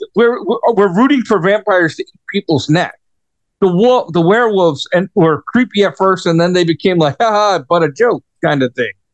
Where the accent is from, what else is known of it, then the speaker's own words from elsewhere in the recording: New York, United States; moved away; as a New Yorker, right, and I was born and raised in New York, right, lived there most of my life